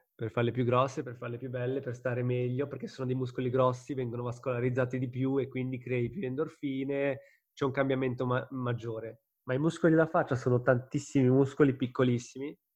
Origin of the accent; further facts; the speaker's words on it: Ticino, Switzerland; moved away; stavo nella mia città natale, avevo tutti i miei amici